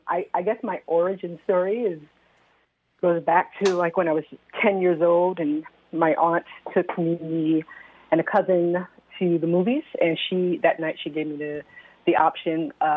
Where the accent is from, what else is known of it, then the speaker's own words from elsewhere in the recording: New York, United States; now in Philadelphia, United States; I am not. I'm from New York. I'm not going to tell you I'm not a native New Yorker either, but we'll keep it at that.